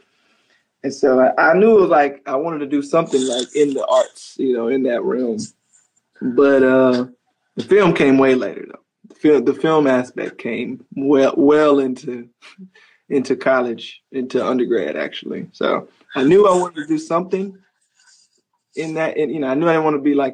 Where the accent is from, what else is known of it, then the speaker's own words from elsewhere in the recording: Tuskegee and Montgomery, Alabama, United States; moved away; I was kind of raised in Tuskegee and Montgomery, you know. First Tuskegee, then Montgomery